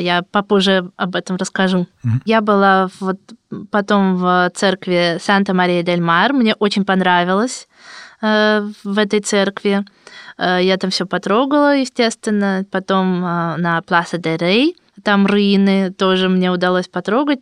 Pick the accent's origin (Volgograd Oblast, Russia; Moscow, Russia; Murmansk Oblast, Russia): Moscow, Russia; я из России